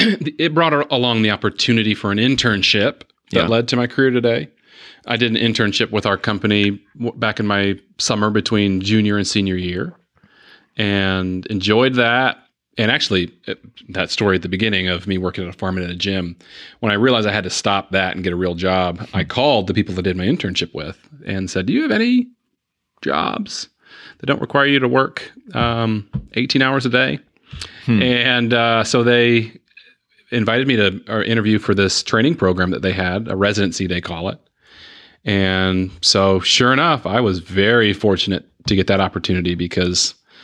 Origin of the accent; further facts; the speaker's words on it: Chattanooga, Tennessee, United States; also born or lived in Huntsville; So I was born in Huntsville, Alabama, but we moved to Chattanooga, Tennessee. 6 months after I was born.